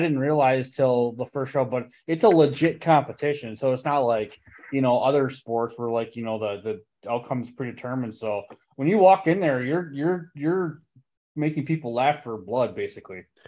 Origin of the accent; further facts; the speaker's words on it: Slinger, Wisconsin, United States; I grew up in Slinger, which is right by Hartford